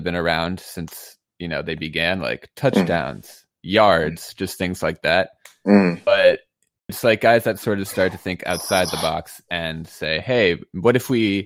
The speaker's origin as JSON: {"language": "English", "town": "New York City", "region": "New York", "country": "United States", "also_born_or_lived": "New Orleans", "moved": "yes", "said": "I'm from like downtown Manhattan, like Greenwich Village, Soho"}